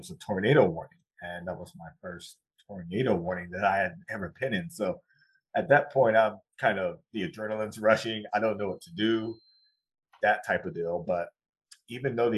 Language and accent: English; South Carolina, United States; I grew up in South Carolina.